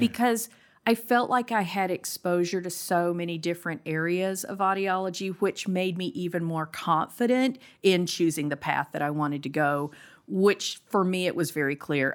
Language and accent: English; South Carolina, United States; also born or lived in Austin, Texas; now in Eden Prairie, United States; I'm from South Carolina